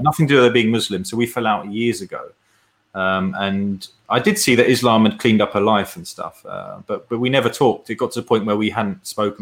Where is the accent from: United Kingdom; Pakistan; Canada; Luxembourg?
United Kingdom; as a British person